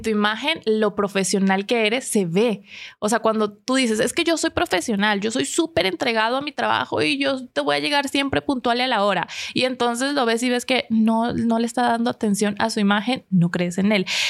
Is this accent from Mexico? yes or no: no; Venezuela; como soy venezolana